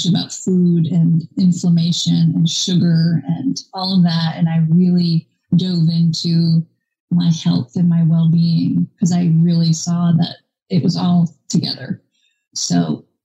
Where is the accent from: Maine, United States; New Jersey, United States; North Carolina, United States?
Maine, United States; now in Georgia, United States; I am currently in Georgia. I'm originally from Maine.